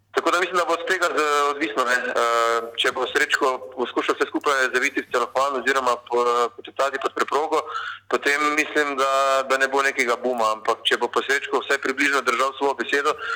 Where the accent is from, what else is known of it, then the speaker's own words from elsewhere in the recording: Maribor, Slovenia; moved away as an adult; now in Ljubljana, Slovenia; sem iz Maribora